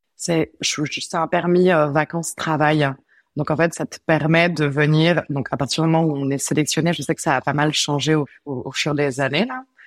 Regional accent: France; moved away as an adult; now in Montreal, Canada; je viens de la même région que Charlène en France. Ça fait 5 ans que je suis ici

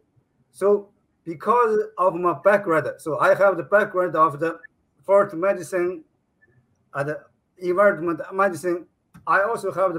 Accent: China; moved away as an adult; now in Japan; I was born in China, in a very small village. So in my village, there are a lot of popular forests.

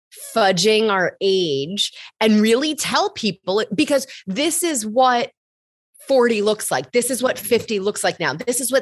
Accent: Michigan, United States; now in New York, United States; I've lived in New York for almost 17 years, but I grew up in Michigan, but I don't really have that Midwestern accent either.

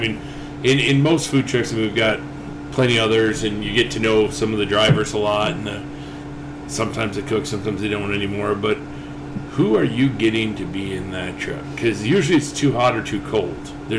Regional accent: Buffalo, New York, United States; now in Bloomington, United States; I'm from Buffalo, New York, originally.

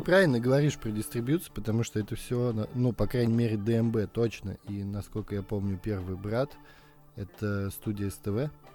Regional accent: Saint Petersburg, Russia; мы петербуржцы

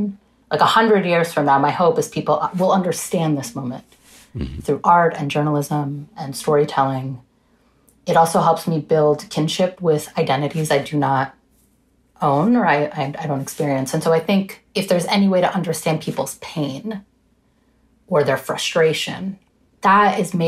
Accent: New York, United States; growing up in the United States.

